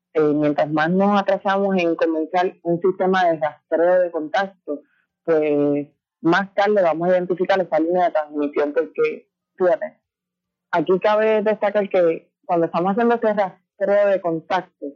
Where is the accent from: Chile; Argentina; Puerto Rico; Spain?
Puerto Rico; Villalba; yo soy de Villalba